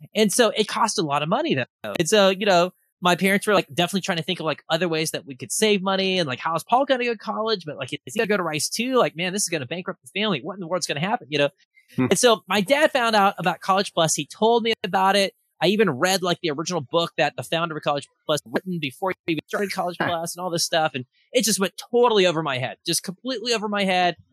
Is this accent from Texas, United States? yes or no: yes; Austin, Texas, United States; I am from Austin, Texas